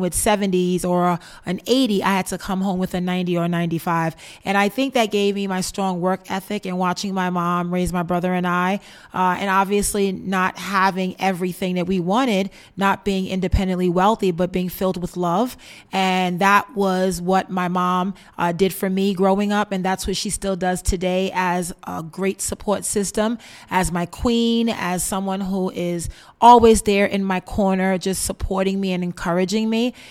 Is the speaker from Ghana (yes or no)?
no; New York City, New York, United States; I was born and raised in Bed-Stuy, Brooklyn